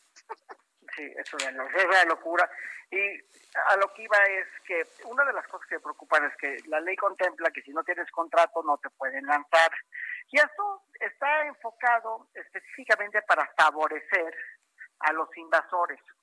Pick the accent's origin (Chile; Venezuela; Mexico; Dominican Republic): Mexico; como mexicanos